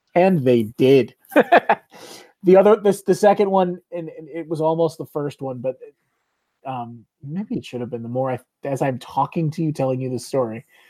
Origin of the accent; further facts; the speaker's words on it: Chicago, Illinois, United States; we are from the Chicago area